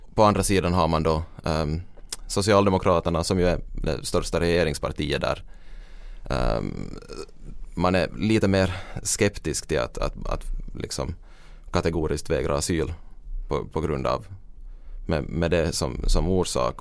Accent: Finland

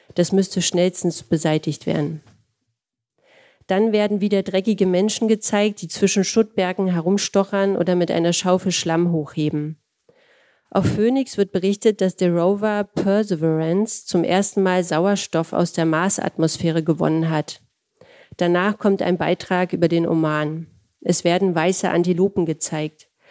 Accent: Berlin, Germany; ich komme aus einer Arbeiterfamilie, aus Berlin-Friedrichshain

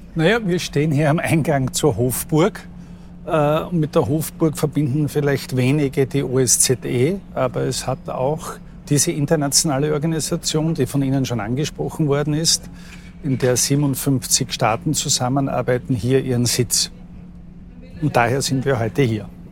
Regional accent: Austria; bei uns in Österreich

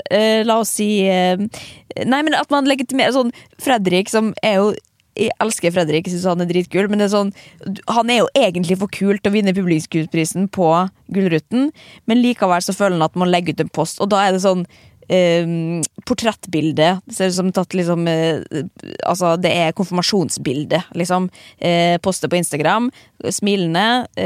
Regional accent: Norway; Eh, men så eh, kommer vi jo fra Norge, liksom.

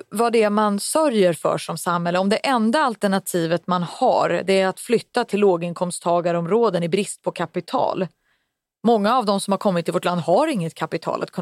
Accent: Sweden; born there; eftersom jag är född i Sverige och min syster är född i Sverige

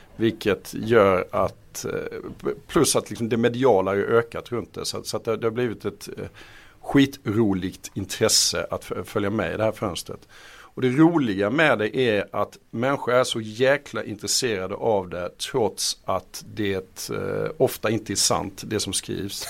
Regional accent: Halmstad, Halland County, Sweden; jag kommer från Halmstad

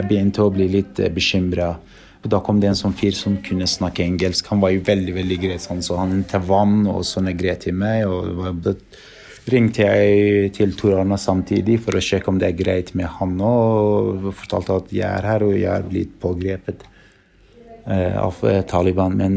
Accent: Norway; Og spurte han Hakani med hvor jeg er fra. Da sa jeg jeg er fra Norge.

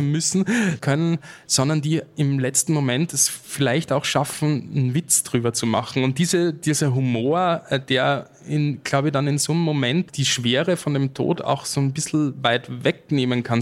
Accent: Austria; als Österreicher

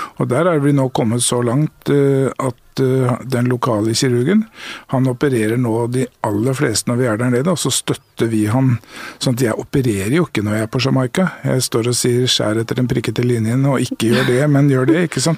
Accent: Norway; her i Norge er vi jo

